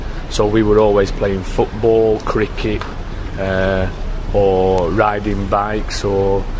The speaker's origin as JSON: {"language": "English", "town": "Bradford", "region": "Yorkshire and the Humber", "country": "United Kingdom", "tie": "born or raised there", "said": "I grew up in a place called Bradford."}